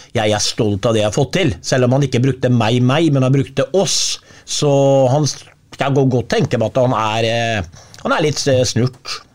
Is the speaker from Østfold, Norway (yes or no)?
yes; Sarpsborg, Østfold, Norway; Jeg må bare si det som sarping